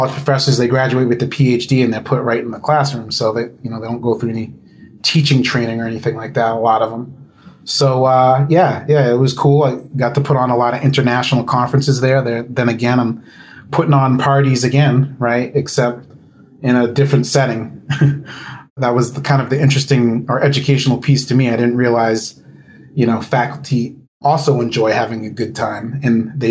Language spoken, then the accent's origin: English; Bangor, Maine, United States; moved away as an adult; also born or lived in Massachusetts; born and raised in Bangor, Maine.